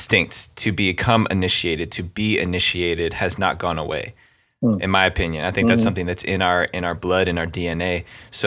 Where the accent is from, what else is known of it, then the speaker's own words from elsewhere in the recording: Bergen County, New Jersey, United States; I'm from up in Bergen County, so right outside the New York City area